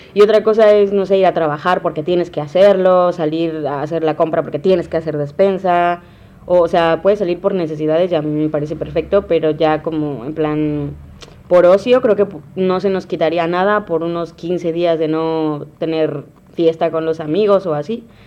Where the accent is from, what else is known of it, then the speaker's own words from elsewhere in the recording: Valles Centrales, Oaxaca, Mexico; moved away as an adult; now in Huatulco, Mexico; de valles, totalmente, totalmente de valles centrales, de Oaxaca